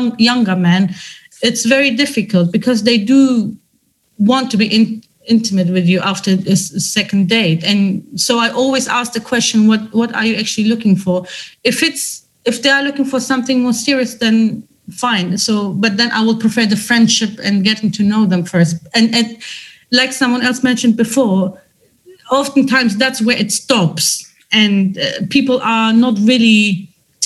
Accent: Germany; I come from a different culture. Although I was raised in Germany

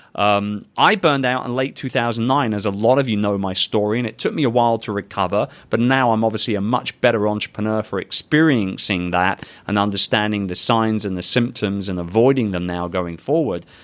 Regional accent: London, United Kingdom; London, England, baby, my hometown.

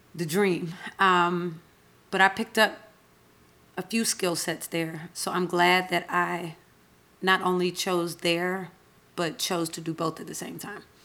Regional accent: Atlanta, Georgia, United States; I'm Southern. I was born and raised in Atlanta

